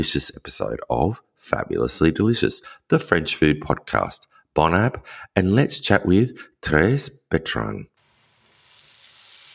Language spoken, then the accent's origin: English; Australia; us Australians